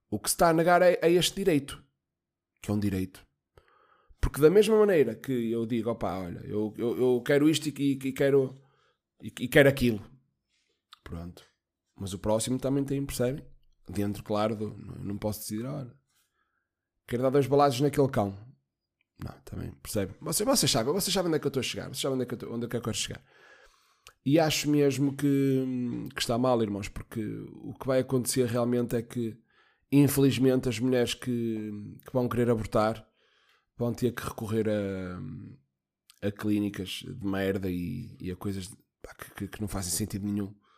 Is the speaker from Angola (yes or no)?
no; Guimarães, Braga, Portugal; also born or lived in Póvoa de Varzim; nasci em Guimarães.